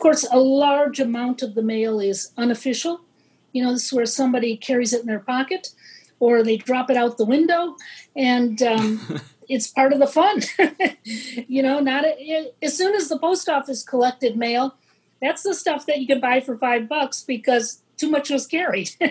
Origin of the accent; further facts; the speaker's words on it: Washington Island, Wisconsin, United States; This is one of two inhabited islands in Lake Michigan. That's where I was born.